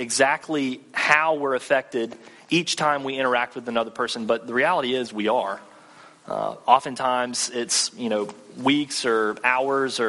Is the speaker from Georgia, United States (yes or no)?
yes; Thomasville, Georgia, United States; moved away as an adult; also born or lived in Mississippi; now in Tallahassee, United States; I'm actually from Thomasville, which is just north of Tallahassee, Thomasville, Georgia, about 40 minutes north